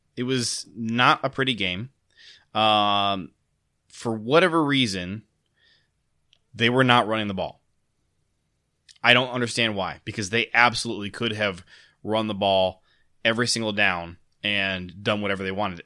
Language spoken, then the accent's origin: English; Ohio, United States; moved away; also born or lived in Michigan; I grew up in Ohio